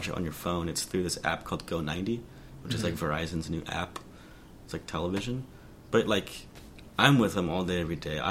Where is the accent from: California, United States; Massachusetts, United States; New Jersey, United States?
California, United States; Southern; moved away as an adult; also born or lived in Portland; I grew up in Southern California